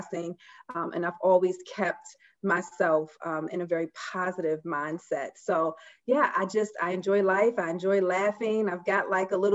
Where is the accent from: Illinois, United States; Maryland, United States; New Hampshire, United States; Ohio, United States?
Maryland, United States; Baltimore; I am from Baltimore, as they say, be more, and was born and raised there